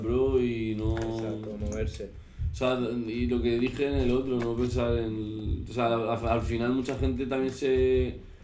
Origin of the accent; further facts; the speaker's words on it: Valencia, Valencian Community, Spain; now in Madrid, Spain; soy de Valencia